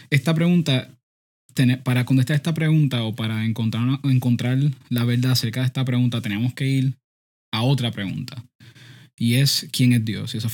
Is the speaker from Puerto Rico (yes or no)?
yes; Puerto Rico; Todavía seguimos, seguimos siendo boricuas, por si acaso.